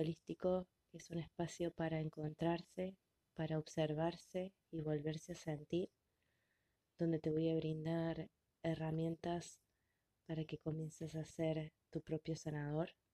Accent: Arroyo Cabral, Córdoba, Argentina; soy de Arroyo Cabral, provincia de Córdoba

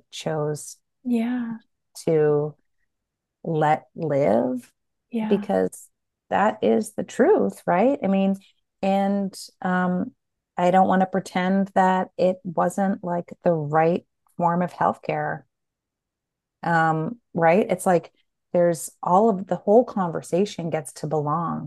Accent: Nashua, New Hampshire, United States; moved away; moved to my hometown of Nashua

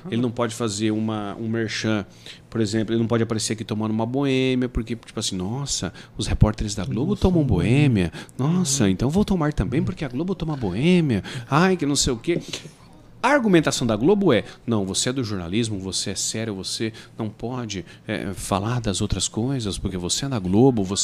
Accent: Goiás, Brazil; now in Rondonópolis, Brazil; Porque eu, eu vim de, do interior do Goiás

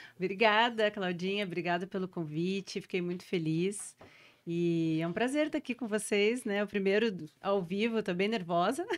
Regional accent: Porto Alegre, Rio Grande do Sul, Brazil; also born or lived in São Paulo; A gente é do Rio Grande do Sul, eu sou de Porto Alegre

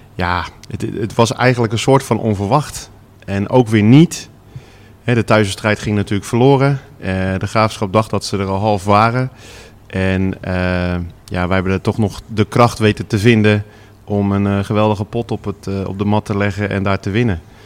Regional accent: Vlaardingen, South Holland, Netherlands; also born or lived in Schiedam; ik woon tegenwoordig weer in Vlaardingen, waar ik ben geboren.

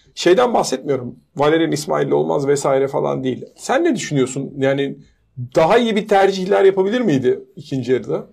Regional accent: Turkey; biz Türk'üz

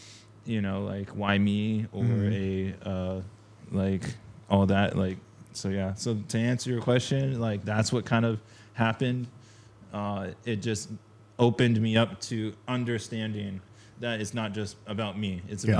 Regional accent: Huntington Beach, California, United States; I was like skating in Huntington this one time. It's Surf City, right?

